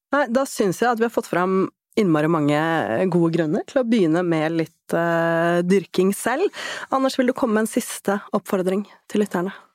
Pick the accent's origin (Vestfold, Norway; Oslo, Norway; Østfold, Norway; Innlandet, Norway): Oslo, Norway; Jeg vokste opp i Oslo